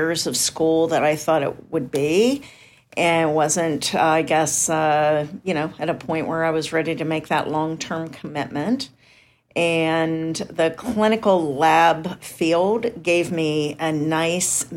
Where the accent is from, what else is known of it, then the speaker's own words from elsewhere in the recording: Indiana, Pennsylvania, United States; moved away; we grew up in Indiana, Pennsylvania, and there was a college called Indiana University of Pennsylvania